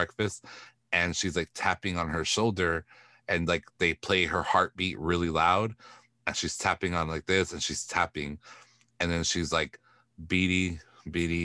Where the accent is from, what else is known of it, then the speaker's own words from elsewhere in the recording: Texas, United States; Latinas do not talk like that, even if we're from Texas